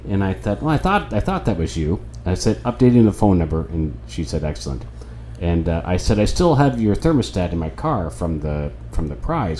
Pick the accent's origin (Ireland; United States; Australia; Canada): Ireland